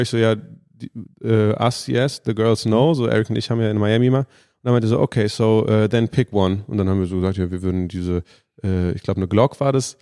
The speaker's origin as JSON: {"language": "German", "country": "Germany", "said": "als Deutsche"}